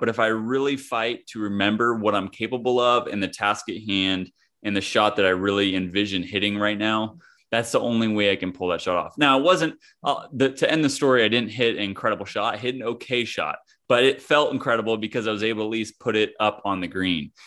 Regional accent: Kansas, United States; moved away as an adult; also born or lived in California; I hail from Kansas, I grew up in the middle of the country in a small town and went out to California for college

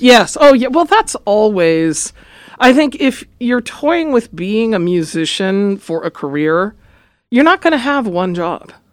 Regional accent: Los Angeles, California, United States; I grew up in Los Angeles. I'm a native, born and raised

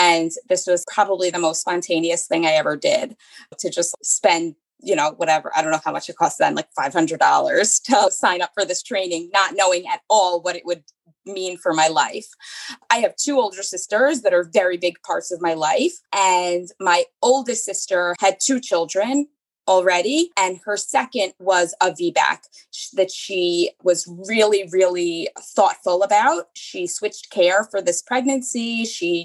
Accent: Long Island, New York, United States; also born or lived in Queens; I'm born and raised on Long Island.

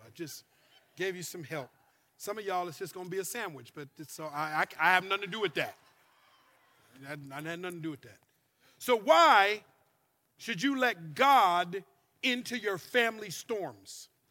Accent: Minnesota, United States; moved away as an adult; also born or lived in Louisiana; now in California, United States; I've lived in California now for 13 years, but I'm originally from Minnesota

